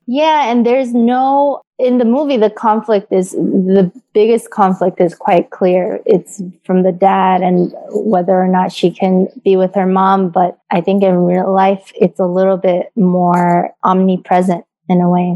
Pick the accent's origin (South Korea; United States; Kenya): South Korea; I grew up in Korea.